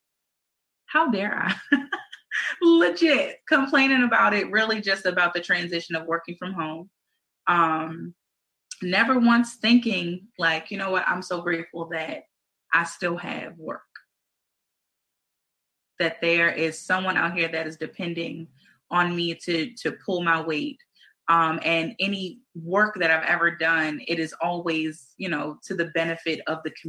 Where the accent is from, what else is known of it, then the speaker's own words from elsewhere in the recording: Baltimore, Maryland, United States; we're from Baltimore City